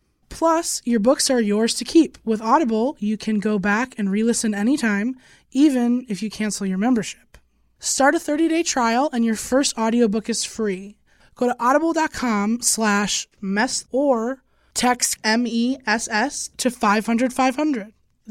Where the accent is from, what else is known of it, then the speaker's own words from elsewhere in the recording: Chicago, Illinois, United States; now in Los Angeles, United States; No, I'm from Chicago. No. My family's from the Dakotas.